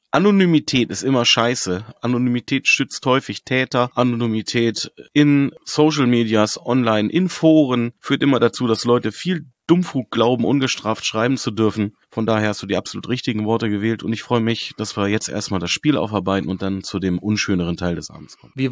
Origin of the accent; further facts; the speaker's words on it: Hanover, Lower Saxony, Germany; Und ich bin Hannoveraner, ich kenne Hannover seit vielen, vielen Jahren, ich weiß, wozu wir imstande sind.